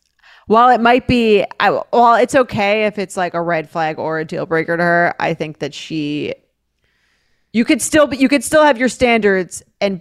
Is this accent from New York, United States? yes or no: yes; New York City, New York, United States; I'm from New York City. I'm in grad school in the Midwest.